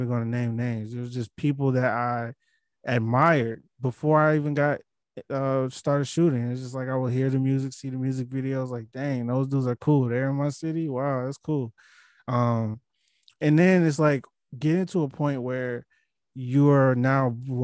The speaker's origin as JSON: {"language": "English", "town": "Milwaukee", "region": "Wisconsin", "country": "United States", "said": "I'm from a place like Milwaukee"}